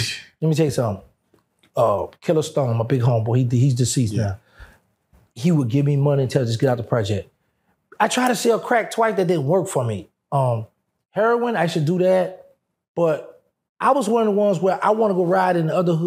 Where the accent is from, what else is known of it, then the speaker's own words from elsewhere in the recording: Louisiana, United States; I'm from Louisiana